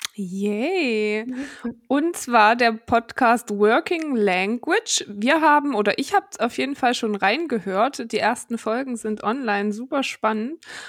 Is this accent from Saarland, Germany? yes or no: no; Saxony-Anhalt, Germany; moved away; ich komme ja aus Sachsen-Anhalt. Und ich mhm. habe immer so einen kleinen äh, Akzent